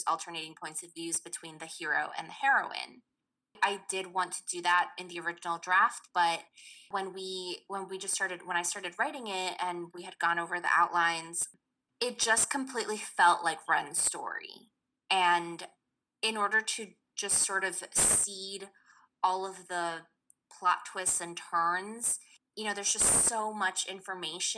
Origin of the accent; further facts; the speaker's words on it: New York City, New York, United States; I grew up in Queens, New York